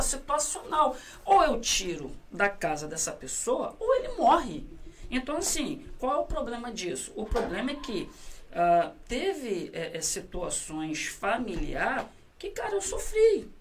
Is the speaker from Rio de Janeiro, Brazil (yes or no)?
yes; Rio de Janeiro, Brazil; Fui nascido e criado na Vila do Pinheiro